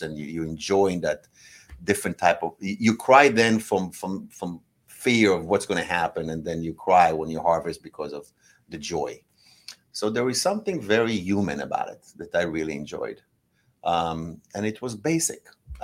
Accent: Israel; now in Los Angeles, United States; I grew up in Israel. I grew up as a farmer

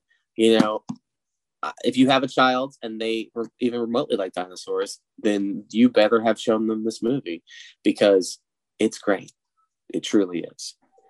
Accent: United States; Hey, I'm American.

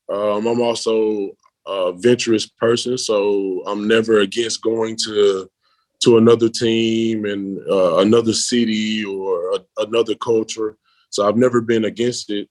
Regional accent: Memphis, Tennessee, United States; moved away as an adult; now in Berlin, Germany; I come from Memphis, which is a city

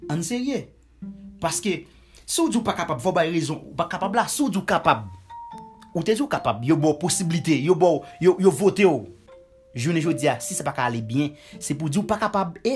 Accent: Haiti; moved away

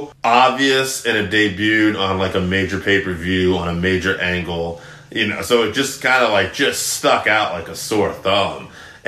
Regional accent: Connecticut, United States; We're from Connecticut too. I lucked out. The part of Connecticut I moved to when I was a kid had TBS.

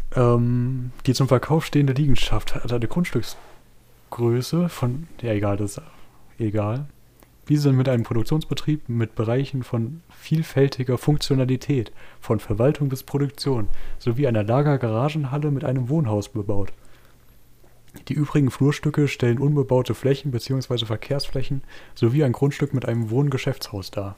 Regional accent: Waldeck, Hesse, Germany; ich habe einen Artikel von der Waldeckischen Landeszeitung, meine Heimat, meine Zeitung

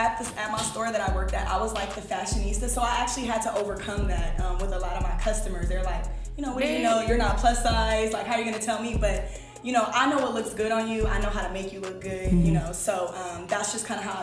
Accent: Los Angeles, California, United States; Los Angeles, California. Born and raised? Born and raised. Cali girl, L.A.

